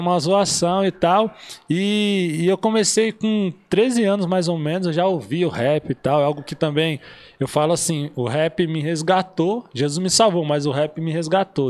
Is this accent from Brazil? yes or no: yes; Caraguatatuba, São Paulo, Brazil; moved away as an adult; now in São José dos Campos, Brazil; Nasci em Caraguatatuba, ali foi toda a minha trajetória